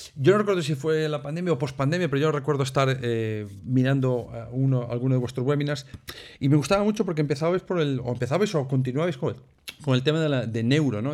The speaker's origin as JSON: {"language": "Spanish", "region": "Galicia", "country": "Spain", "said": "los que somos gallegos, que a veces nos comemos letras por el medio"}